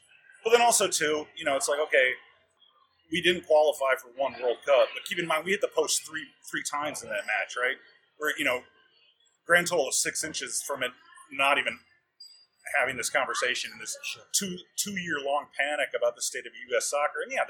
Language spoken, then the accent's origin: English; United States; as an American soccer fan and apologist